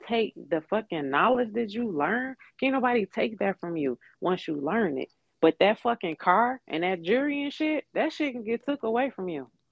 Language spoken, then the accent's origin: English; Detroit, Michigan, United States; moved away as an adult; also born or lived in Atlanta; I am from Detroit, Michigan. I was born and raised here.